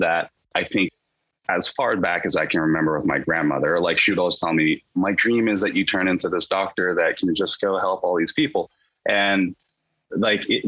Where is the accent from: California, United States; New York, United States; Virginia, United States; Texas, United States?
California, United States; Davis; moved away as an adult; also born or lived in Irvine, California; now in Seattle, United States; I grew up, as you mentioned in the intro, in a city called Davis, California